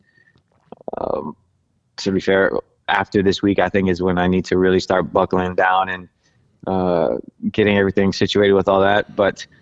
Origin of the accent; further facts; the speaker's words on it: Maryland, United States; moved away as an adult; we're both from Maryland